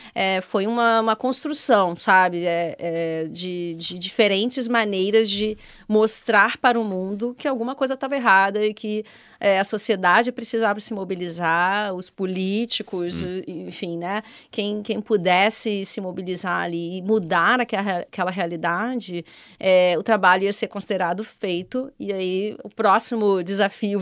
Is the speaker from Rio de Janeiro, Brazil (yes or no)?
yes; Rio de Janeiro, Brazil; moved away as an adult; now in Portugal; no Rio de Janeiro, onde eu nasci e hum. cresci.